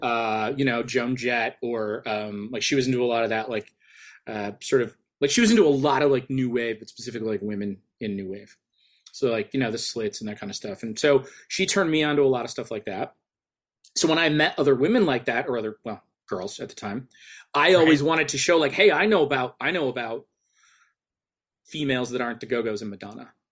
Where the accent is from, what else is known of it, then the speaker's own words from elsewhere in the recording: an hour away from Detroit, Michigan, United States; basically grew up in, for, give or take, an hour away from Detroit.